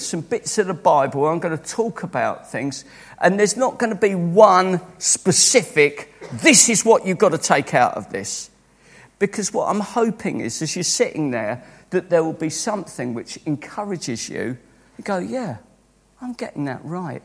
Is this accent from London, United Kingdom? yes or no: yes; Croydon, London, United Kingdom; born and brought up in Croydon